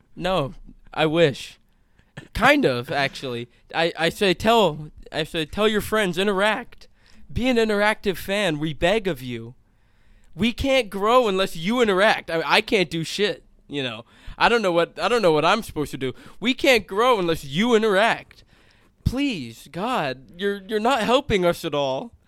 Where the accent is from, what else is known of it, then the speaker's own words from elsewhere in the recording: California, United States; we're from California. The ethnicity, at least where we grew up and where I currently live